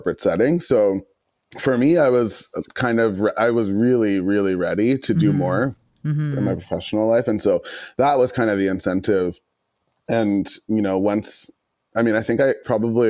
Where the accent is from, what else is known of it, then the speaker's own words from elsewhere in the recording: Toronto, Ontario, Canada; moved away as an adult; also born or lived in London, Ontario; now in Vancouver, Canada; I was born in Scarborough and spent half of my childhood in Scarborough, the other half in another suburb in Ontario